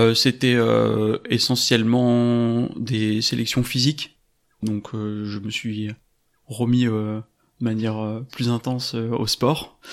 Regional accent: France; also born or lived in Paris; je suis originaire de Cessin et j'y habite actuellement.

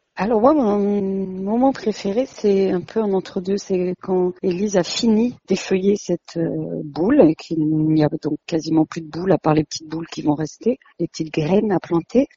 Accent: Ardèche, Auvergne-Rhône-Alpes, France; j'ai grandi euh, en Ardèche, dans une petite toute petite ville

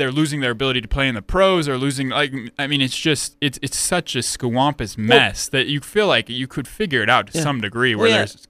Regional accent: Chicago, Illinois, United States; now in Utah, United States; I grew up in the South Side, Chicago. I came to Utah State

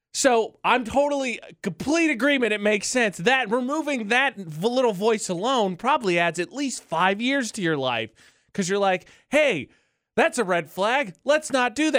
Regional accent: northern Indiana, United States; moved away; my family is from northern Indiana

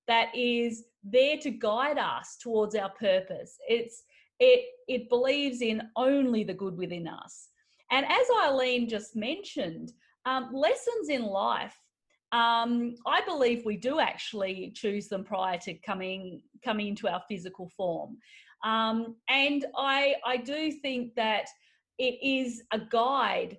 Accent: Alice Springs, Northern Territory, Australia; when I was a child, because I grew up in Aboriginal communities, and so we actually lived at near Alice Springs

